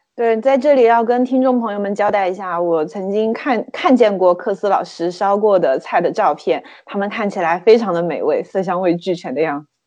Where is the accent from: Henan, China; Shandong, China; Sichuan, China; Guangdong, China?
Sichuan, China; moved away; 在我的老家，也就是四川地区